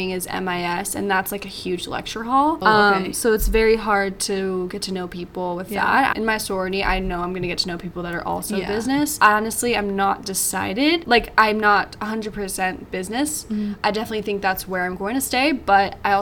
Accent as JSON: {"language": "English", "region": "Arizona", "country": "United States", "moved": "as an adult", "said": "I'm from Arizona"}